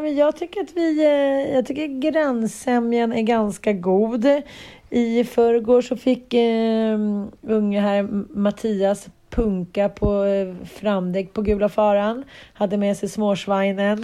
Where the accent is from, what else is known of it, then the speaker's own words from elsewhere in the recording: Sweden; vi svenskar kände någon form av patriotism